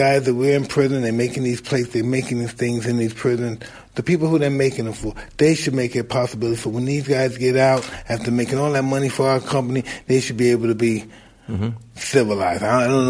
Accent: New York City, New York, United States; I'm from Brownsville, Brooklyn, okay?

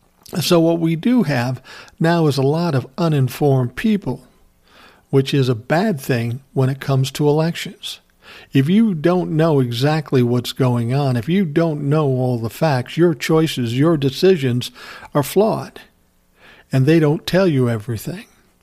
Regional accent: United States; I'm not a Democrat or a Republican. I'm an American.

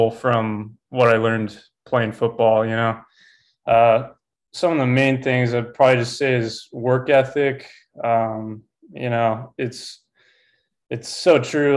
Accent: Southern California, United States; moved away as an adult; also born or lived in Helena, Montana; I grew up in Southern California

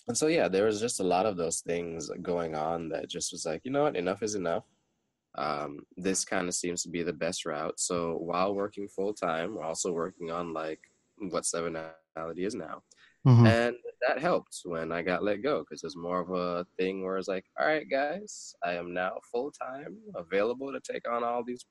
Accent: Jamaica; growing up being a Jamaican

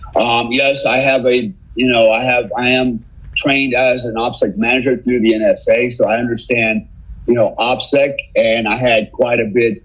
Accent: United States; I'm an American

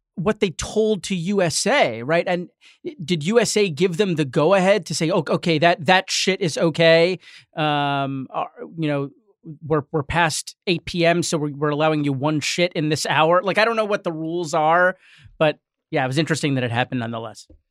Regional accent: New York, United States; I grew up in New York

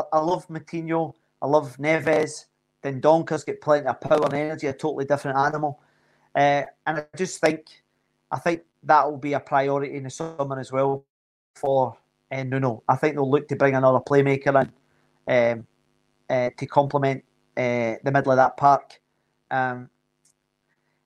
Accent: Scotland, United Kingdom; moved away as an adult; also born or lived in Glasgow / Wolverhampton; I'm Scottish.

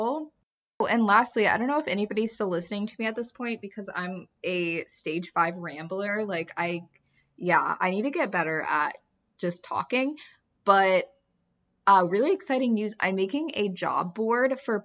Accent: Kansas City, United States; also born or lived in the South (US); now in the South, United States; I'm from Kansas City

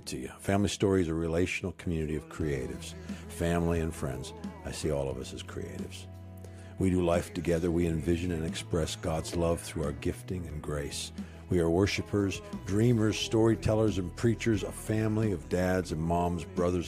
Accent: Canada; moved away as an adult; also born or lived in Jackson, Mississippi; I'm a Canadian kid

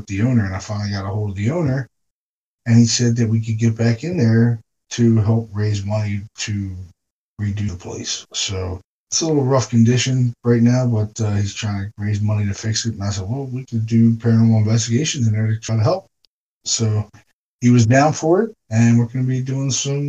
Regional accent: Baltimore, Maryland, United States; We're both from Baltimore

